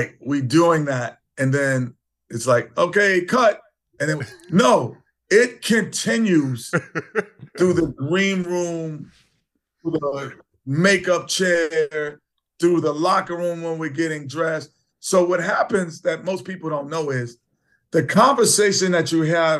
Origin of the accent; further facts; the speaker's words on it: New York City, New York, United States; growing up in Queens, New York